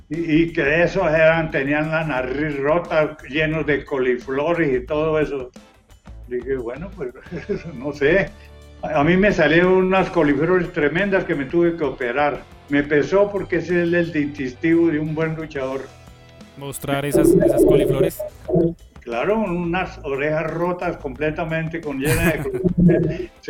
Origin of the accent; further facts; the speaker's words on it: Colombia; ya saben que soy de Colombia.